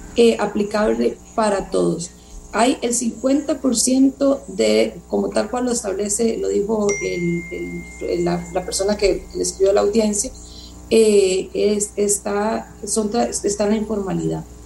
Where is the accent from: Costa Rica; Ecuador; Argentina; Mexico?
Costa Rica; vivimos como costarricenses